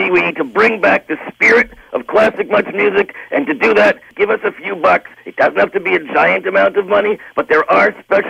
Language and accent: English; Canada; It's an investment in our future as Canadians with some heritage, with some media that reflects who